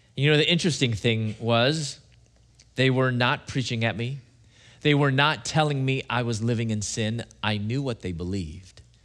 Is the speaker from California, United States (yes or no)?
no; Chicago, Illinois, United States; moved away as an adult; also born or lived in Louisville / Atlanta, Georgia; I'm from Chicago originally.